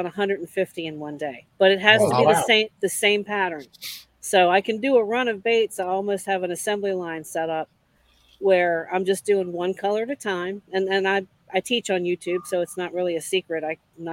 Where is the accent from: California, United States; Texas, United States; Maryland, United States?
Maryland, United States; moved away; also born or lived in Jonesboro, Arkansas; I grew up in Maryland